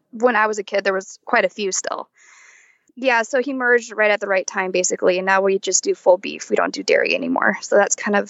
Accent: San Diego County, California, United States; I am originally from San Diego County in California, and I still reside here. And I live on my parents' working beef cattle operation

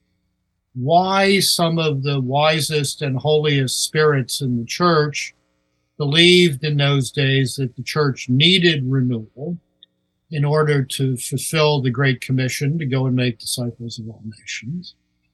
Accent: Baltimore, Maryland, United States; moved away as an adult; also born or lived in Toronto / Seattle; now in Washington, United States; I was born in Baltimore, grew up there

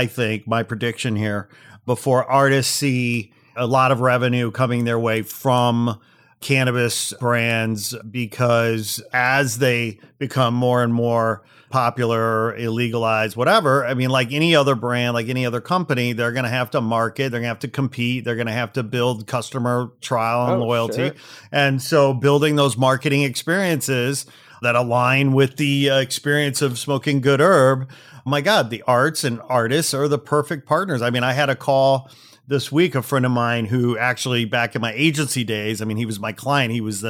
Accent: Canada; You know, like I'm Canadian. I like the indica couch, you know.

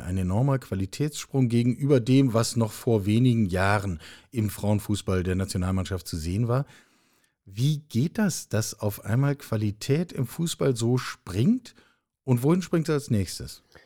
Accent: Hamburg, Germany; moved away; ich habe äh, als Teenager in der Westkurve des Volksparkstadions in Hamburg gestanden

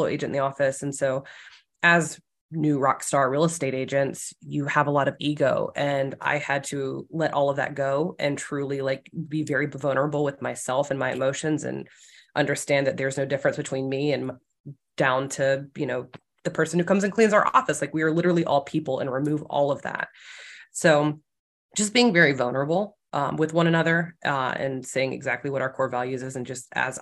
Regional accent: South Carolina, United States; moved away; I'm not from this area. I'm from South Carolina.

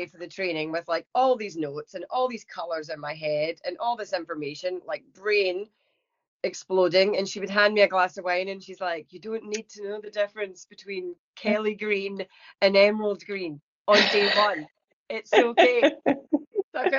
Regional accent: Scotland, United Kingdom; moved away as an adult; now in Pittsburgh, United States; I was brought up in Scotland.

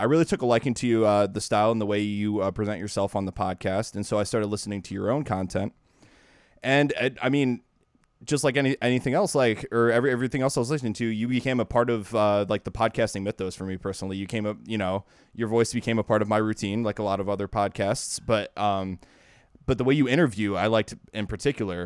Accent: Ohio, United States; I'm from Ohio

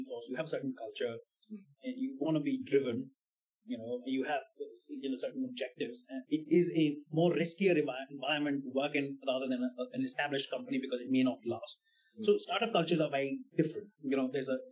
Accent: India; moved away; also born or lived in Germany; I'm coming from India

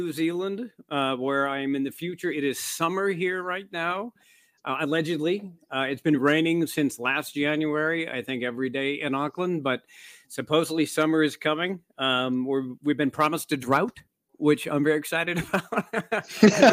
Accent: Midwest, United States; moved away; growing up in the Midwest

